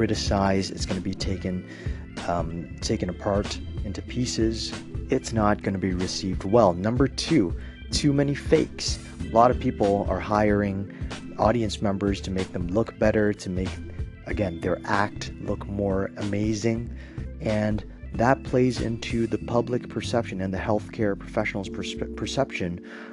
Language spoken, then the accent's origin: English; Toronto, Ontario, Canada; I'm from Toronto